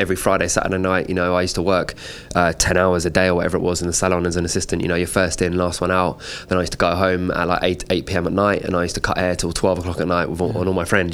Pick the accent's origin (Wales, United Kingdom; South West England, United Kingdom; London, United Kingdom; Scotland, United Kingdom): London, United Kingdom; I grew up just on the outskirts of London, kind of like North London areas